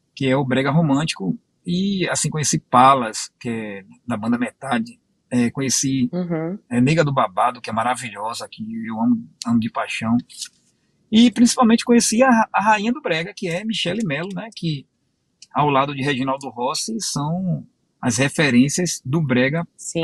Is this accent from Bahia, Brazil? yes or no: yes; Bahia, Brazil; moved away as an adult; also born or lived in Rio de Janeiro; now in Pernambuco, Brazil; Eu nasci no Rio de Janeiro, fui criado na Bahia.